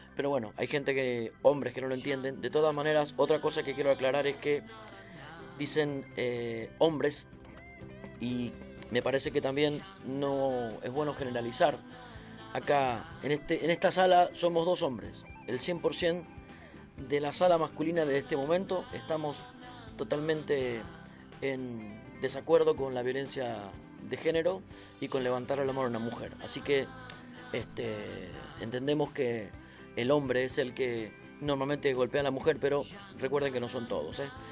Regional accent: Argentina; soy argentino

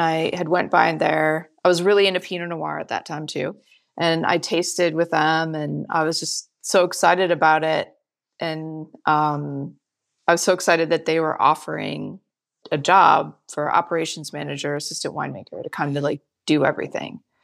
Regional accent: Michigan, United States; moved away as an adult; now in California, United States; I grew up, born and raised in Michigan

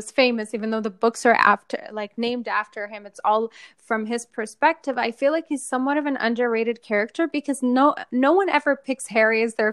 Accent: Saudi Arabia; moved away; because we grew up in Saudi and we did go to an American school

